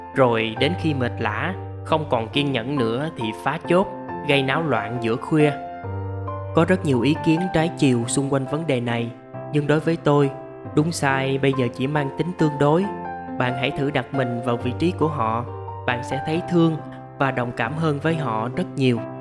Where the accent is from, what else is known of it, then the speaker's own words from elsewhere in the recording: Mekong Delta, Vietnam; now in Ho Chi Minh City, Vietnam; bà con miền tây quê tôi